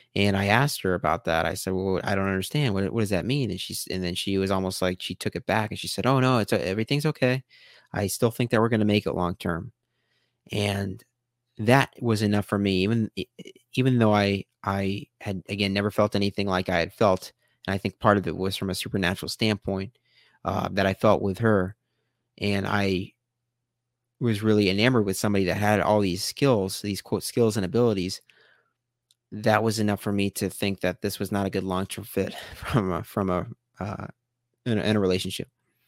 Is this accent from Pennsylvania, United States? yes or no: no; Omaha, Nebraska, United States; also born or lived in Los Angeles, United States / San Diego, United States; I had the exact same feeling that I had when I moved out from Omaha to LA and then LA to San Diego. Again, the universe was telling me, now is the time. You got to get back to Omaha.